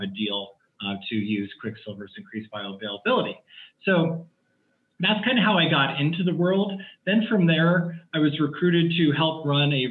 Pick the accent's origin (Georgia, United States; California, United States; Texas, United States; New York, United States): California, United States; Palo Alto; I grew up in the Bay Area, California. I graduated high school in Palo Alto.